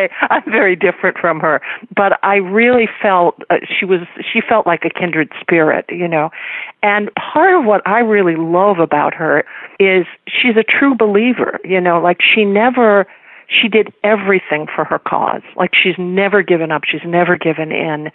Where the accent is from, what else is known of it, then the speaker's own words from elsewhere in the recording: Fort Wayne, Indiana, United States; I grew up in rural Indiana, northern Indiana.